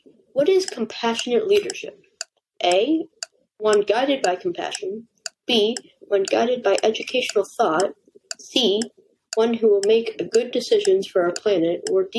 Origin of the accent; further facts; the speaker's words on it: Los Angeles, California, United States; my hometown